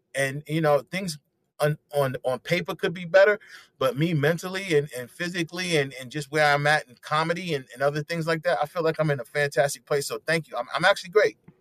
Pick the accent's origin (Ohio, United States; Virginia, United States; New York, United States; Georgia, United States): New York, United States; New York City; also born or lived in South Carolina / Brooklyn; So I'm from Harlem, USA, uh, born and raised 110th Street